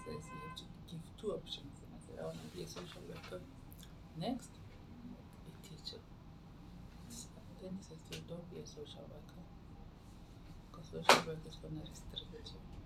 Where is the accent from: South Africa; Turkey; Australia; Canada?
South Africa; Makapanstad, North West; moved away as an adult; also born or lived in Mahikeng / Cape Town; I grew up in Makapan's Dutch home